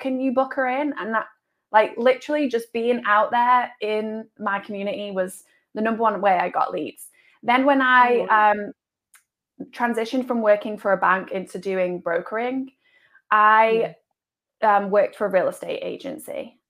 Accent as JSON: {"language": "English", "region": "England", "country": "United Kingdom", "moved": "as an adult", "lives_now": "United States", "said": "I moved here 8 years ago from England, followed my husband. He is in racing. So that's why we're in America. And in the UK, I was a mortgage broker."}